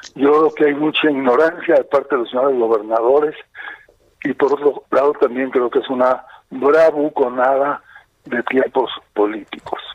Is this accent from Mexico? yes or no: yes; Baja California, Mexico; yo soy de Baja California